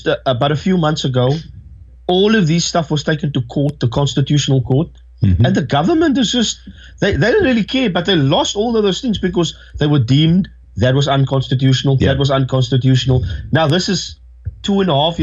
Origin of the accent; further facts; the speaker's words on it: South Africa; I'm a South African